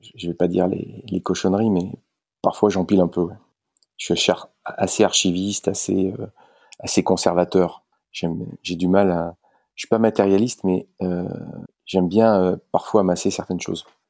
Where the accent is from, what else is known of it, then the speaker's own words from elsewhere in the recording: Valence, Auvergne-Rhône-Alpes, France; Je suis originaire de Valence.